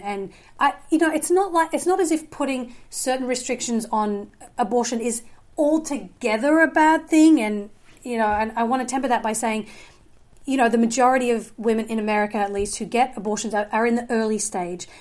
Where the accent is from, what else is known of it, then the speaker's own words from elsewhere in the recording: Australia; moved away; I did grow up in a, um, evangelical home in Australia. So I'm originally from Australia